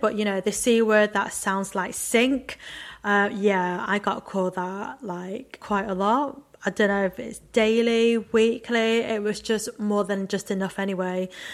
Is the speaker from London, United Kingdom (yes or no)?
no; Macclesfield, North West England, United Kingdom; first language Cantonese; English is a second language; growing up in Macclesfield, in a really white town, being the only Chinese kid in my high school